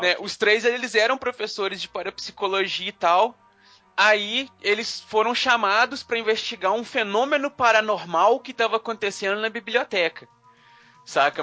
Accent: Carandaí, Minas Gerais, Brazil; Lá na minha cidade, lá em Carandaí, onde eu, onde eu fui criado quando eu era criança

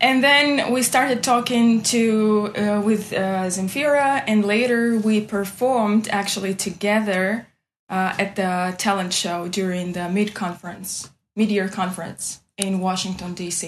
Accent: Nalchik, Kabardino-Balkaria, Russia; English is a second language; I'm from Kabardina Bulgarian Republic, uh, Nalchik town.

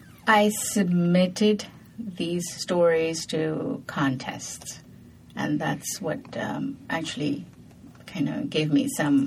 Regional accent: Asansol, West Bengal, India; now in United States; growing up in India, I had a very unusual childhood. I grew up in an Irish Catholic boarding school.

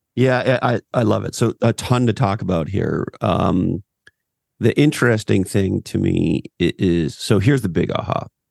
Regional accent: Montreal, Quebec, Canada; now in California, United States; I grew up on the East Coast, Montreal, Canada.

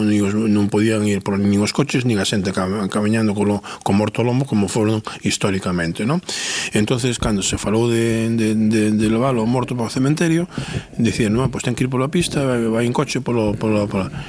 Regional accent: Muxía, Galicia, Spain; eu son dunha parroquia, non son de, de, de non son do Concello de Muxía, son dunha parroquia, do, agora pertenece ao Concello de Muxía

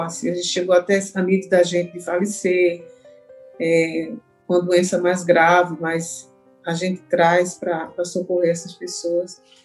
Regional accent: Sertânia, Pernambuco, Brazil; now in Recife, Brazil; que é o projeto lá da minha terra, lá de Sertânia

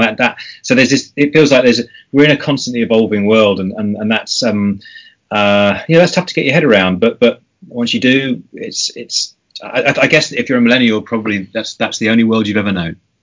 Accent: United Kingdom; I'm being typically British

